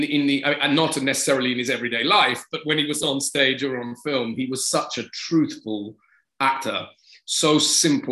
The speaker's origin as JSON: {"language": "English", "region": "England", "country": "United Kingdom", "said": "I am English"}